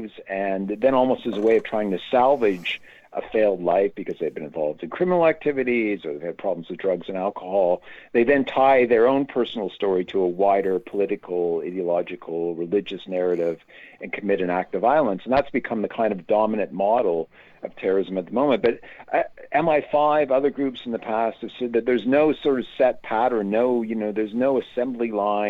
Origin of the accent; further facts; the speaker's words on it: Canada; I'm Canadian, not American